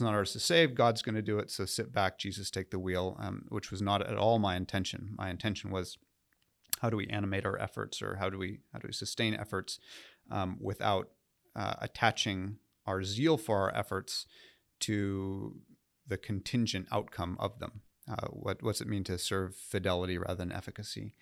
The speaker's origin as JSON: {"language": "English", "region": "Southern California", "country": "United States", "tie": "born or raised there", "also_born_or_lived": "New England / Nashville", "moved": "as an adult", "said": "I grew up in uh, Southern California"}